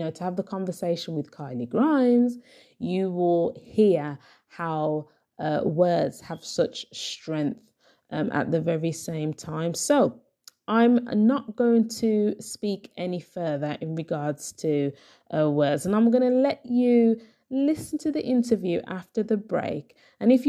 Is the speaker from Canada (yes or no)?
no; Birmingham, West Midlands, United Kingdom; my hometown, Birmingham